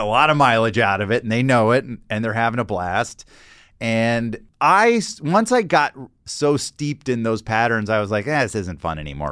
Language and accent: English; Atlanta, Georgia, United States; I grew up in Atlanta